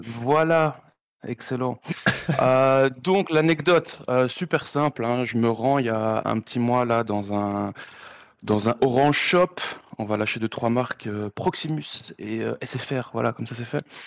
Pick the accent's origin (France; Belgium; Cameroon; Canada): Belgium; Brussels, Brussels-Capital Region; je viens de Bruxelles